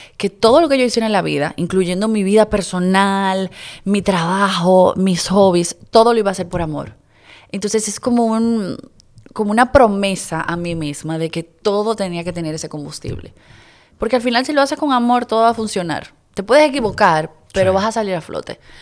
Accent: Dominican Republic; yo soy una hija de la República Dominicana

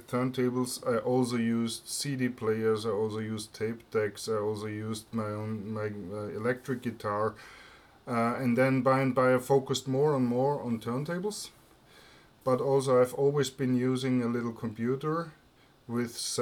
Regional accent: Vienna, Austria; English is a second language; also born or lived in Graz, Austria; I live in Vienna. I live here in the same flat since 1976, so I'm a very local guy. I was born in Graz in Austria and moved here as a kid

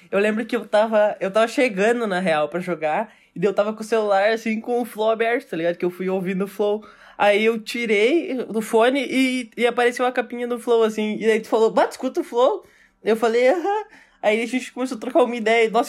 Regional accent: Porto Alegre, Rio Grande do Sul, Brazil; A gente é gaúcho, né? A gente é lá de Porto, né, tchê?

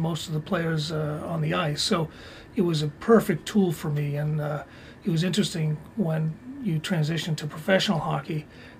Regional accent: Stoneham, Massachusetts, United States; Growing up in Stoneham, in Massachusetts

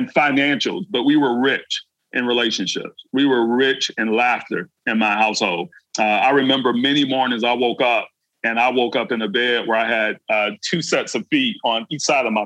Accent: Brunswick, Georgia, United States; my hometown, from Brunswick, Georgia

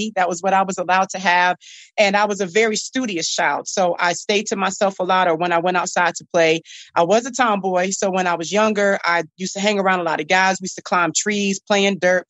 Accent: Norfolk, Virginia, United States; That's where I'm from. That's where I grew up

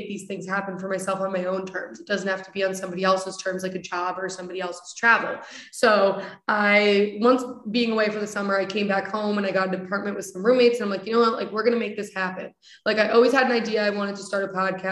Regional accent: Coventry, Connecticut, United States; now in West Hartford, United States; I grew up in Coventry, Connecticut.

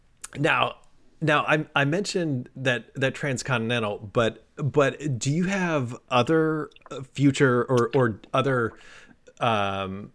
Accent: Southern California, United States; I grew up in Southern California near the beach

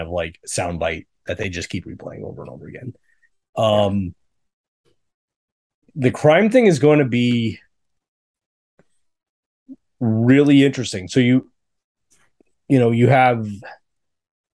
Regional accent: Sandy, Utah, United States; now in Charlottesville, United States; my hometown was in Sandy

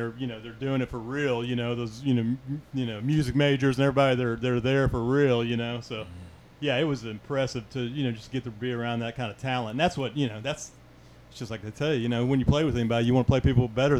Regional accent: Dallas, Texas, United States; moved away as an adult; now in Kauai, United States; I grew up Southern Baptist. I grew up in Dallas.

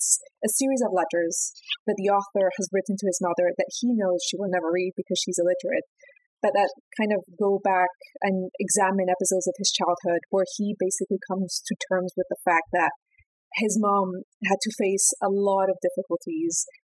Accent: Peru; my home country, Peru.

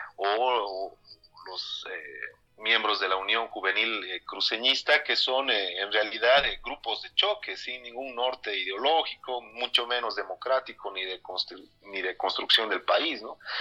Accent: Cochabamba, Bolivia; yo soy periodista cochabambino

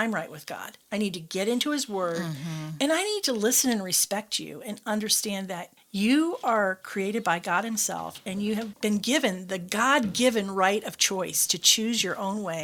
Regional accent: Michigan, United States; moved away as an adult; I was from Michigan.

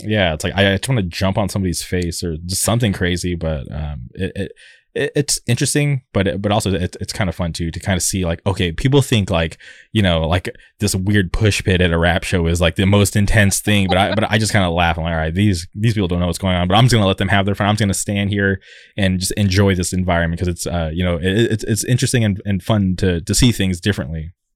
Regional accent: La Quinta, California, United States; moved away; I'm from the, the Palm Springs area. Uh, I, I grew up in La Quinta

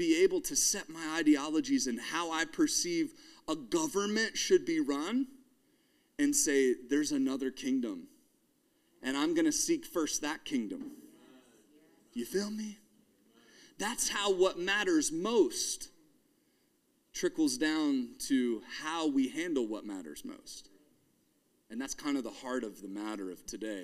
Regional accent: United States; as an American

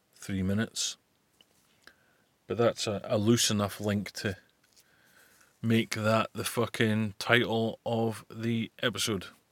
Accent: Scotland, United Kingdom; also born or lived in Buckie; fit like is a phrase I'm well familiar with, being Scottish

